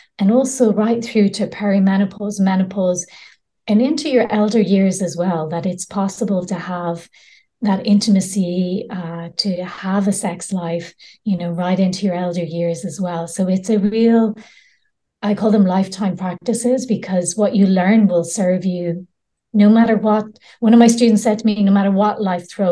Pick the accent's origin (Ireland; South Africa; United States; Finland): Ireland; now in Spain; I grew up in Ireland, very Catholic countries. I'm living in Spain at the moment